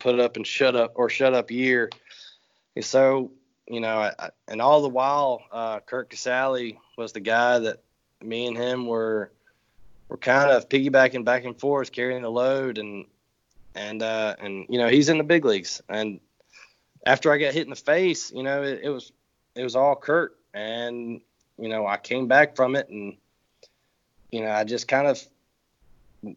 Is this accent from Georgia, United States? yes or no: yes; LaGrange, Georgia, United States; my hometown in LaGrange, Georgia